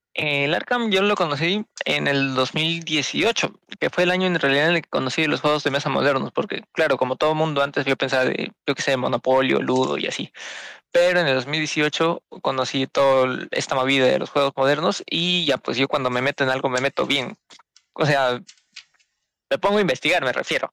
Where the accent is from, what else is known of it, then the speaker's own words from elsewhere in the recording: Peru; soy de Perú bien bonito mi país